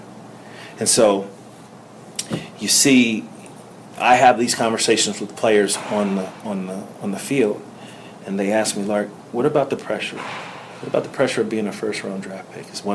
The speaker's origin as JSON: {"language": "English", "town": "Cincinnati", "region": "Ohio", "country": "United States", "tie": "born or raised there"}